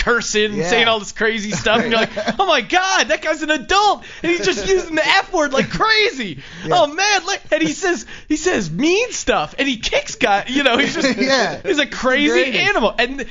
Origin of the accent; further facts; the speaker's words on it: Bethlehem, Pennsylvania, United States; now in Los Angeles, United States; we grew up in Bethlehem, which is the team was mixed racially